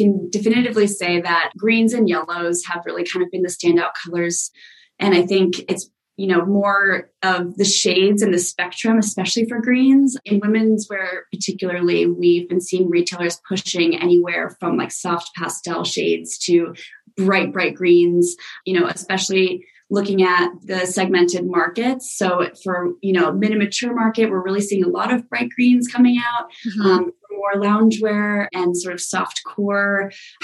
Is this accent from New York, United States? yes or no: yes; New York, United States; I'm a New Yorker